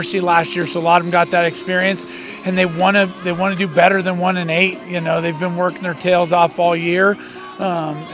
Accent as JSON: {"language": "English", "town": "Douglas", "country": "United States", "tie": "born or raised there", "said": "I grew up in Douglas, graduated in 99."}